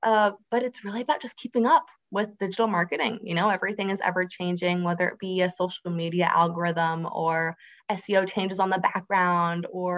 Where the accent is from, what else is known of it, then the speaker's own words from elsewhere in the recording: Florida, United States; But yeah, I grew up on the Space Coast of Florida, which really just means that I saw a lot of the launches from Kennedy Space Center or NASA in my backyard.